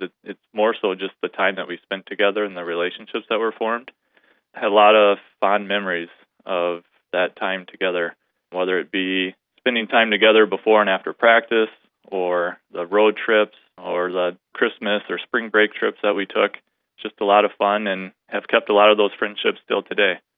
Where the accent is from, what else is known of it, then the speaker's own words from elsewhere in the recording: Sioux Center, Iowa, United States; I was born and raised in Sioux Center